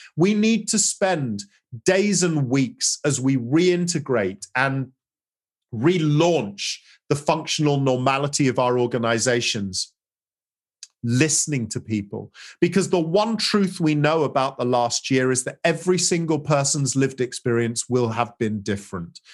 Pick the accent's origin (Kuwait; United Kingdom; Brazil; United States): United Kingdom; England; as an English, you know, as a Brit